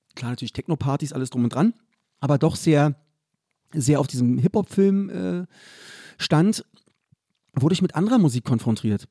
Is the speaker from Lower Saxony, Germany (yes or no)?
no; Berlin, Germany; der Club bei uns in Köpenick